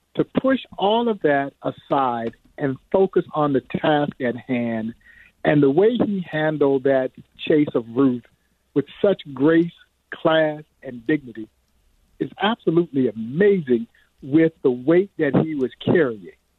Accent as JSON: {"language": "English", "town": "Crawfordville", "region": "Georgia", "country": "United States", "tie": "born or raised there", "said": "I grew up in Crawfordville, Georgia. Crawfordville, Georgia, is 80 miles east of Atlanta"}